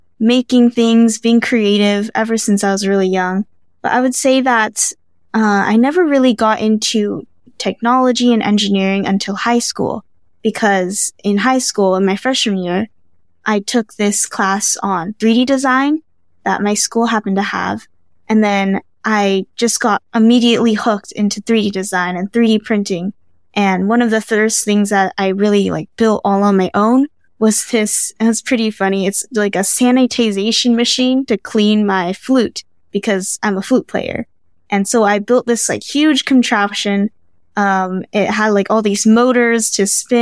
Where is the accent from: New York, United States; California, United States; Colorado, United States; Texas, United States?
California, United States; moved away as an adult; now in Baltimore, United States; I was born and raised in California